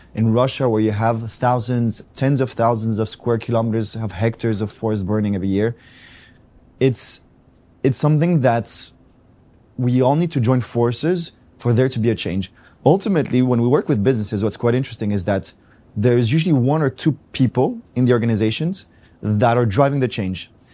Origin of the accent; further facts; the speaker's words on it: Athens, Attica, Greece; I come from Greece, from Athens.